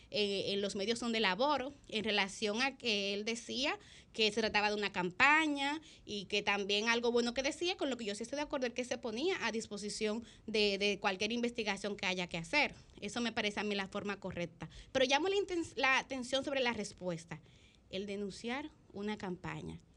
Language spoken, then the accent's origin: Spanish; Dominican Republic; que es lo que yo creo que como país, que como República Dominicana, nos eh, conviene.